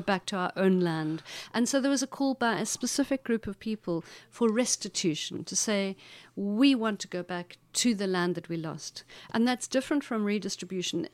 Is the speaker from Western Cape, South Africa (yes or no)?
no; Makhanda, Eastern Cape, South Africa; the town that I'm from is called Makanda